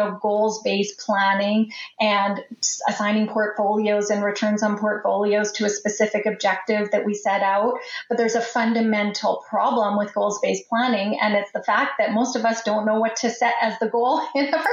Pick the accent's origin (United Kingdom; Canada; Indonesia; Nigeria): Canada; as a Canadian